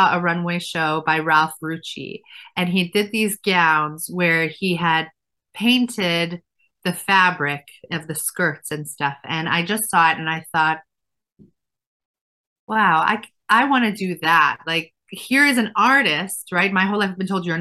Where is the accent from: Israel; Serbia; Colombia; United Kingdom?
Israel; Efrat; moved away as an adult; now in United States; So I grew up religious in a town called Efrat, which is now a city.